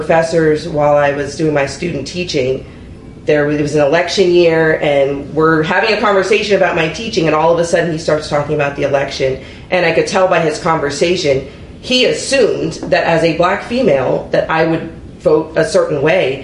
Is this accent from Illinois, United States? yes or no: no; Anne Arundel County, Maryland, United States; I was born here in Anne Arundel County. I've been a part of Antioch my entire life.